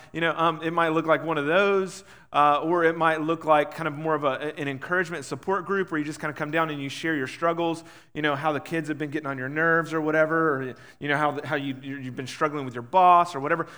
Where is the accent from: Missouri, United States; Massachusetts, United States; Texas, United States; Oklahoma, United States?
Texas, United States; Huffman; I was raised in Huffman